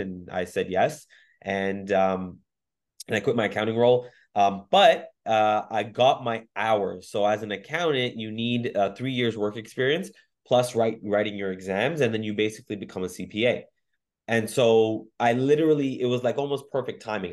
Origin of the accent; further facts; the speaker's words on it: Mississauga, Ontario, Canada; also born or lived in Waterloo; I was born and raised in Mississauga